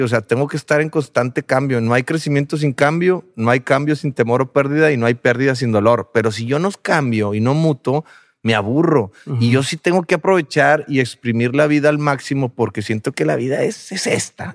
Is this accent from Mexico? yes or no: yes; Monterrey, Nuevo León, Mexico; somos de Monterrey